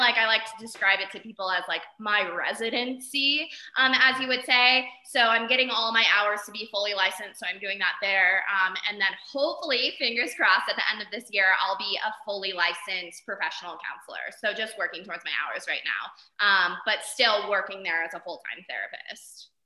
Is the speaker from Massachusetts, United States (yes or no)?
no; Arizona, United States; moved away as an adult; also born or lived in San Diego; now in Jackson, United States; I'm originally from Arizona, did undergrad and grad in San Diego.